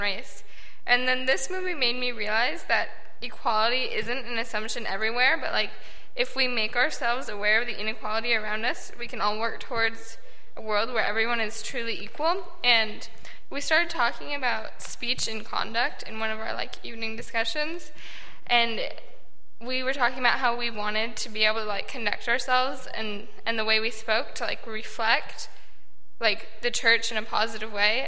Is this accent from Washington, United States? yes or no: no; Davis, California, United States; growing up in Davis